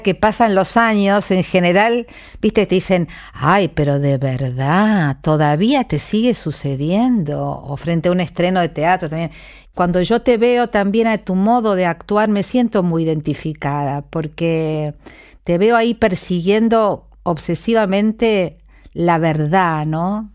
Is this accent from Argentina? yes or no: yes; San Luis, Argentina; moved away; mi infancia transcurrió en San Luis